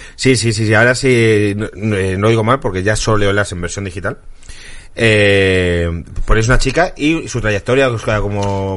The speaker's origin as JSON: {"language": "Spanish", "town": "Zamora", "region": "Castile and León", "country": "Spain", "tie": "born or raised there", "also_born_or_lived": "Móstoles", "moved": "yes", "said": "en Zamora, que es donde yo nací"}